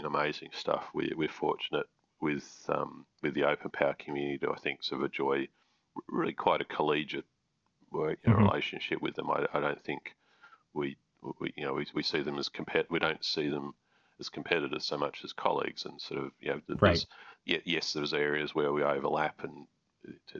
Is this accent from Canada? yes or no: no; Canberra, Australian Capital Territory, Australia; my hometown in Canberra